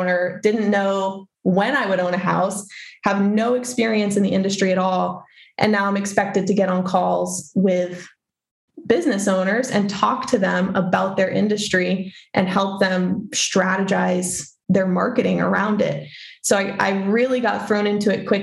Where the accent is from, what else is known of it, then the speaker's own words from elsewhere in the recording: Maine, United States; moved away as an adult; I'm from Maine, born and raised Mainer over here